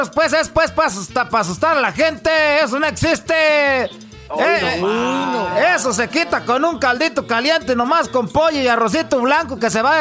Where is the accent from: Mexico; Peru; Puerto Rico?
Mexico; Michoacán